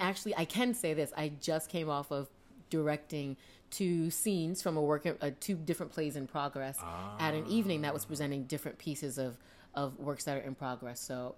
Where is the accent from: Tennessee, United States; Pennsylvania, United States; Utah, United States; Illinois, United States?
Pennsylvania, United States; Philadelphia; also born or lived in Atlanta, Georgia; when I was 7, we moved to Philadelphia.